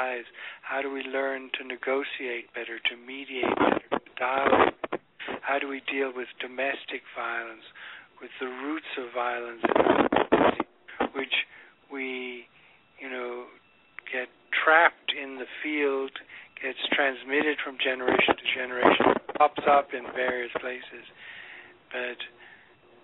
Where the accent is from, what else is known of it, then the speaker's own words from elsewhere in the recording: London, United Kingdom; also born or lived in Ireland; when I was a young boy in London, we moved from Ireland to England